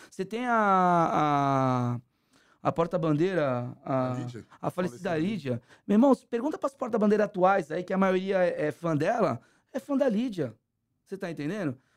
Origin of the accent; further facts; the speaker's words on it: Santos, São Paulo, Brazil; eu não falo que sou de São Paulo, sou de Santos.